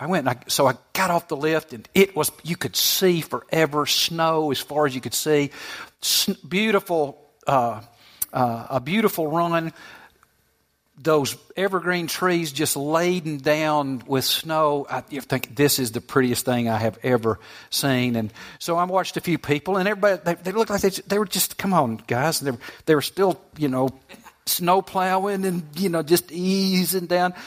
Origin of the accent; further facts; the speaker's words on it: Southeast, United States; I grew up in the Southeast. We don't have much snow here.